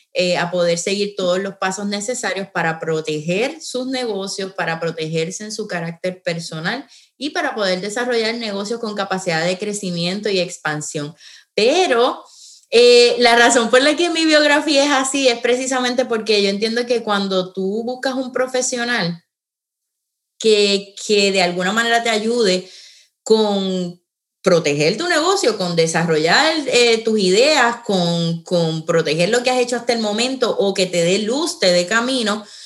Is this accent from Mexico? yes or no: no; San Juan, Puerto Rico; now in Florida, United States; Yo soy eh, natural de San Juan, en este momento vivo en, en Florida